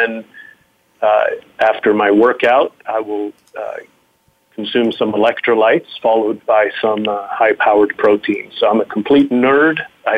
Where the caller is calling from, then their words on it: Nebraska, United States; I am spending the day in the state of Nebraska, so a beautiful place.